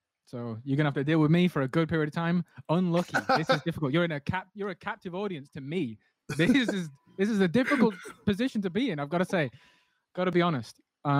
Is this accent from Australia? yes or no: no; England, United Kingdom; This is just how it is. I'm from England.